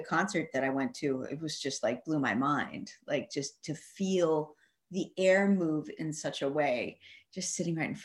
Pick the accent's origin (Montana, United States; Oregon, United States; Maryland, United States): Montana, United States; also born or lived in California; now in Denmark; I grew up in Montana, moved to California